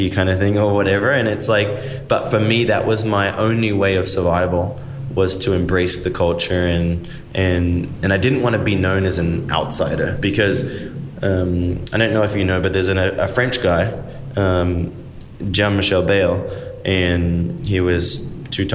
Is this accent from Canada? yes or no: no; Australia; moved away as an adult; now in United States; as a kid, I'm an Aussie